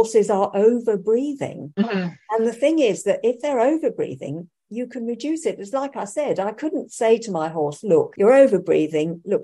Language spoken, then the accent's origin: English; United Kingdom; being a Brit